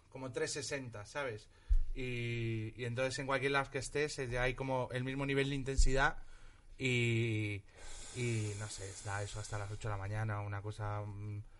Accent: Galicia, Spain; En Galicia hay varios. Había uno que ya no existe, se llama V de Balarés, que era cerca de mi pueblo.

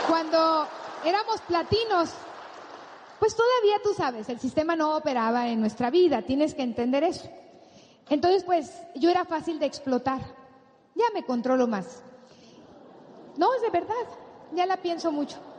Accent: Sinaloa, Mexico; bigote de mi tierra, de un tipo sinaloense

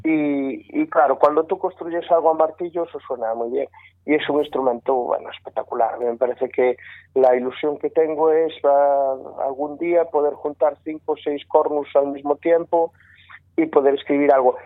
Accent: Sarria, Galicia, Spain; de Sarria, de donde soy yo

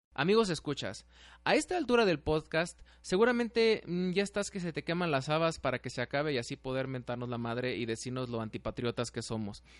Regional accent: Mexico; de los mexicanos, o sea, de cómo somos los mexicanos, de nuestra forma de ser

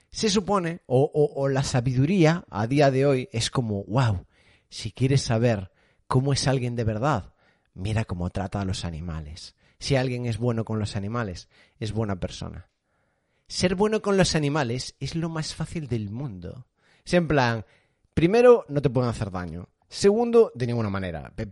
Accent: Galicia, Spain; born there; Nací en Rías Baixas

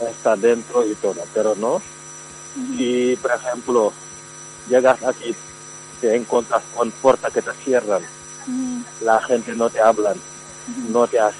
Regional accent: Senegal; Spanish is a second language; Eh, yo soy

